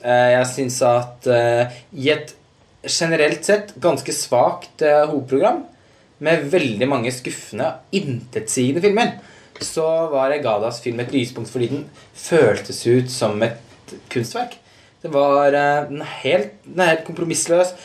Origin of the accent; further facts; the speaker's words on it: Halden, Østfold, Norway; moved away; Jeg er jo fra Halden, så jeg er jo der i, i ny og ne